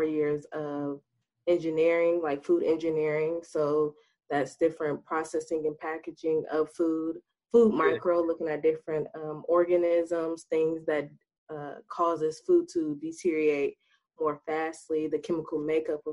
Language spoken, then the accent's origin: English; Dayton, Ohio, United States; also born or lived in Alabama; I am from the Dayton, Ohio. I graduated from Chartwell Madison High School in 2016